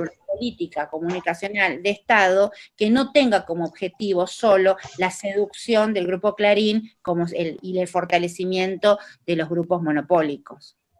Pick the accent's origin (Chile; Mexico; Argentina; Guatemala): Argentina; Tucumán; accent: tucumano; Hablo en tucumano yo, porque soy tucumana